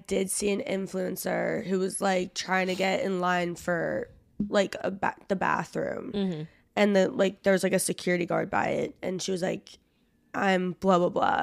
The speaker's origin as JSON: {"language": "English", "region": "New Jersey", "country": "United States", "also_born_or_lived": "Nashville", "moved": "yes", "said": "I'm from South Jersey"}